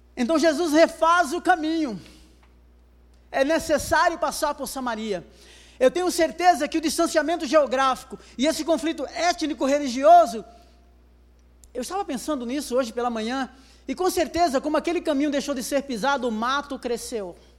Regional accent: Brazil; E ele percebeu o meu sotaque e perguntou de onde eu era. Eu falei que sou brasileiro

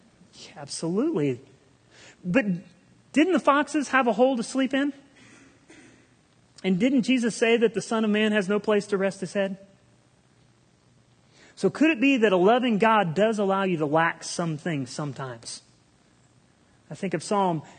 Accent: Republic, United States; I grew up here in Republic

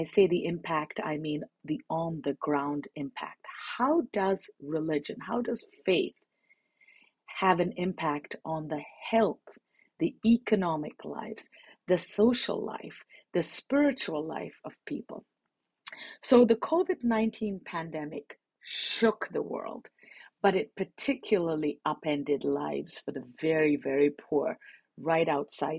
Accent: India; moved away; also born or lived in United Kingdom / Washington, D.C., United States; I actually was born and raised in India. So it's a return after 30 years

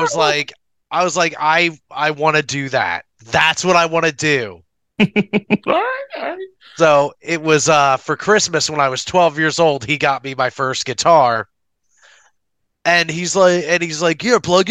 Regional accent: near the Philadelphia area, Pennsylvania, United States; musician from Pennsylvania near the Philadelphia area

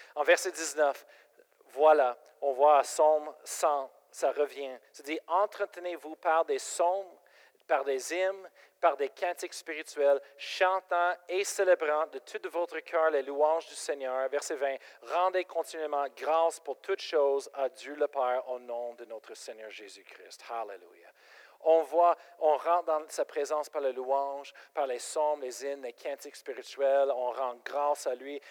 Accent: Colorado, United States; French is a second language; moved away as an adult; now in Quebec, Canada; je viens de Colorado

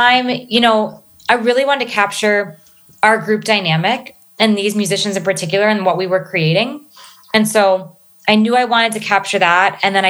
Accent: East Coast, United States; So I'm a military kid. So I'm from up and down the East Coast. Just moved around a ton, primarily in the DMV, DC, Maryland, Virginia area.

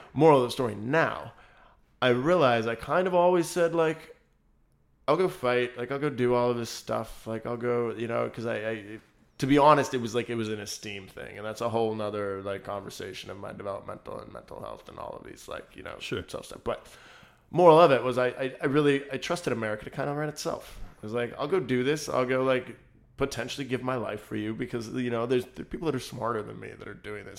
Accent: United States; We're American

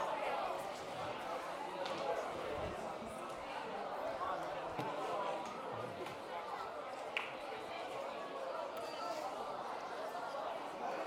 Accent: Kenya; also born or lived in Pittsburgh / California; now in Oceanside, United States; I was born in Kenya, moved to Pittsburgh, came to California, got a job at Mariners

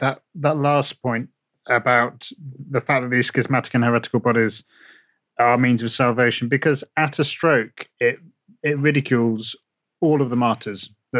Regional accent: England, United Kingdom; as an English person

